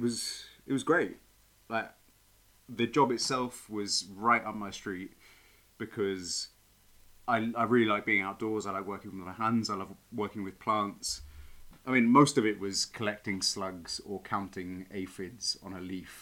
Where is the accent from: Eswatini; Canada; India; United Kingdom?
United Kingdom; East Molesey, South East England; moved away as an adult; now in Madrid, Spain; I'm from Surrey originally.